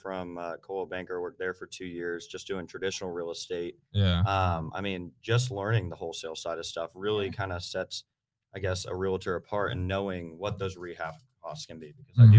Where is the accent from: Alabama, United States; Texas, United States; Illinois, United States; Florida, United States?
Florida, United States; St. Augustine; I was born and raised in World Golf Village, St. Augustine area.